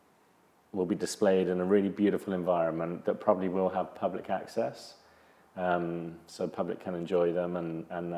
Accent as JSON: {"language": "English", "region": "England", "country": "United Kingdom", "tie": "born or raised there", "said": "growing up in England"}